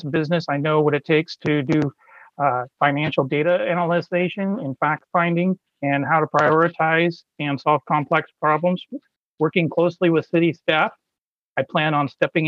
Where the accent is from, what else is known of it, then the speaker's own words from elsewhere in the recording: Salem, Oregon, United States; I was born and raised here in Salem.